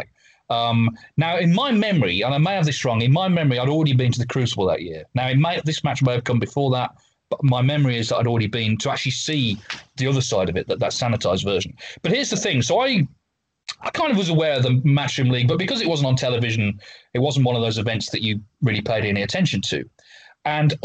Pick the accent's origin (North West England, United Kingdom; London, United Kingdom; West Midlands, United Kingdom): West Midlands, United Kingdom; Walsall; I grew up in Walsall in the West Midlands in England